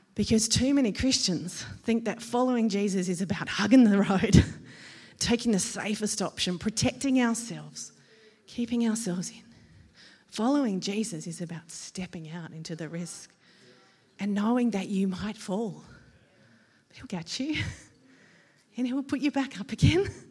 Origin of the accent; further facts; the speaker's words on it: Australia; as an Australian